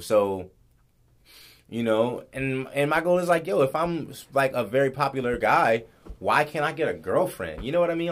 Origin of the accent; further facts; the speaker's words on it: Los Angeles, California, United States; moved away as an adult; now in Guam; growing up in in LA, growing up in South Central, I wasn't around Asian people